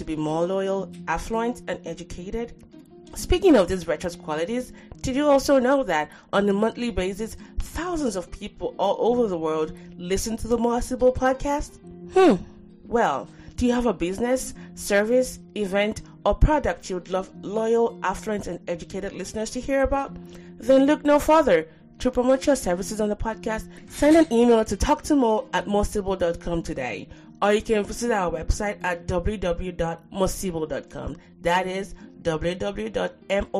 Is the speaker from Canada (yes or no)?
no; Nigeria; moved away; as a Nigerian, that, you know, I'm glad I grew up in that place